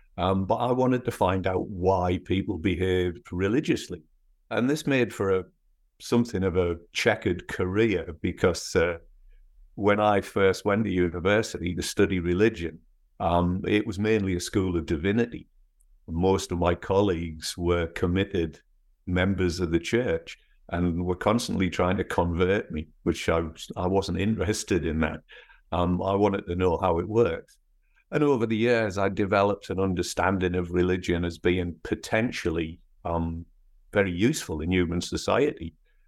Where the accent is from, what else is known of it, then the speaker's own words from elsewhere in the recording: North East England, United Kingdom; accent: northeast English; moved away as an adult; also born or lived in Scotland / Edinburgh; now in United States; I was actually born in Scotland, but my parents moved to the northeast of England when I was four. And then I went back to university in Edinburgh when I was 18. So my accent is actually more northeast English